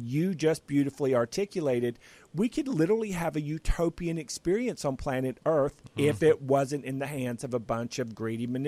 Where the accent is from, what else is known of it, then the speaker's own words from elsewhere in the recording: North Carolina, United States; I grew up in North Carolina, out in the country